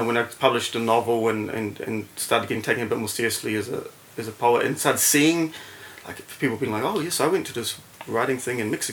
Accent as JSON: {"language": "English", "region": "Auckland", "country": "New Zealand", "tie": "born or raised there", "also_born_or_lived": "Melbourne", "said": "I grew up in Grey Lynn in central Auckland."}